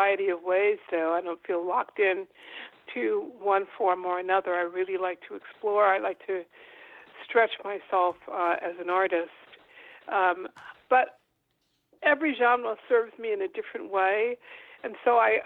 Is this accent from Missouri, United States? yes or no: no; New York City, New York, United States; I was born in Harlem, Harlem Hospital to be exact